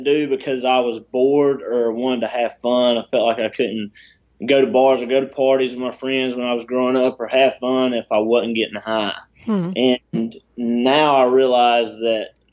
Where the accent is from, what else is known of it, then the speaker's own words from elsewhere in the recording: South Georgia, United States; I had a good life growing up. I'm from South Georgia, so I mean, I'm small town country boy